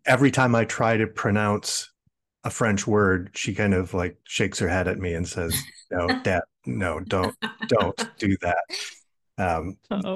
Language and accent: English; Midwest, United States; moved away; also born or lived in California; I grew up in the Midwest